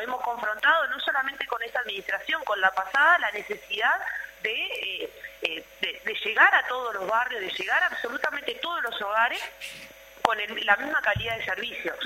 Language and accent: Spanish; Uruguay; construimos como, como pueblo uruguayo